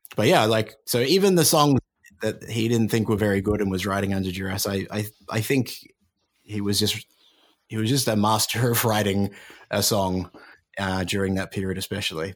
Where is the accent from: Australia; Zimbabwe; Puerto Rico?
Australia; I'm Australian